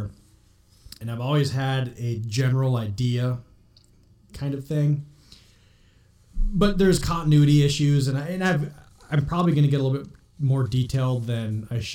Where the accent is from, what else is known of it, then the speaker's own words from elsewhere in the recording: Minnesota, United States; now in Iowa, United States; We're from Minnesota originally